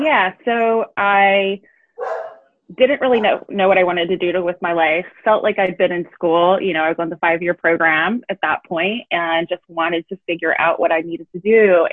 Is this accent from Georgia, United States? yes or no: yes; LaGrange, Georgia, United States; moved away as an adult; also born or lived in Auburn, Alabama; So I grew up in a small town in Georgia